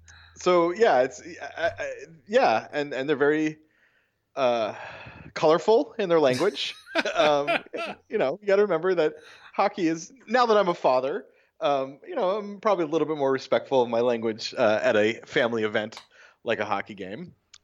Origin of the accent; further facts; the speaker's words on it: New York, United States; I'm not a hipster. I'm a New Yorker. I live on the island.